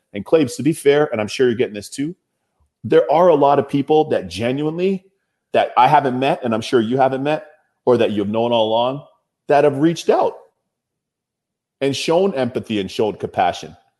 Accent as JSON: {"language": "English", "town": "Toronto", "region": "Ontario", "country": "Canada", "tie": "born or raised there", "said": "My hometown of Toronto"}